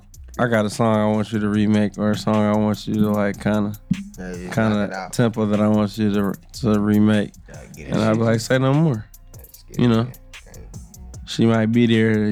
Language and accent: English; Detroit, Michigan, United States; also born or lived in Yellow Springs, Ohio; I was raised in Detroit though. I moved to Detroit when I was 2 years old